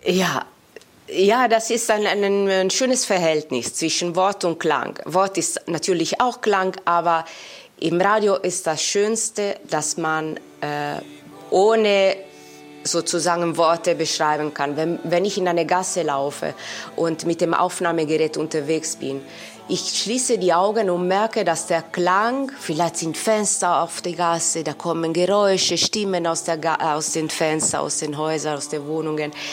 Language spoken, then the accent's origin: German; Italy; German is a second language; now in Germany; Also ich bin natürlich in Italien geboren, dort aufgewachsen